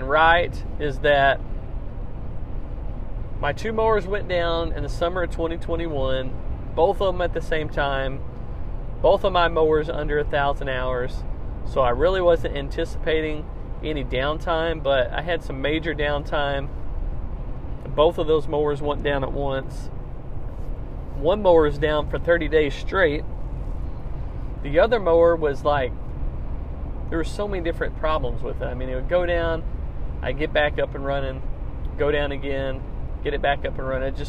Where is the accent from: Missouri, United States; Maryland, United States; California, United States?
Missouri, United States; brought them back to Missouri, to my hometown